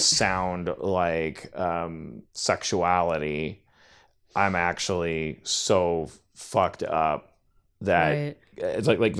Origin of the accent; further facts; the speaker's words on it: Midwest, United States; I grew up in the Midwest, and like I've given up on caring about if my mom's listening or if it gets back to her.